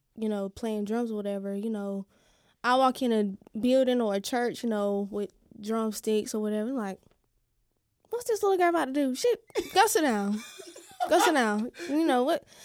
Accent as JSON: {"language": "English", "town": "Fairmont", "region": "North Carolina", "country": "United States", "moved": "as an adult", "lives_now": "Lumberton, United States", "said": "I'm originally from Fairmont, but I moved to Lumberton a couple years ago"}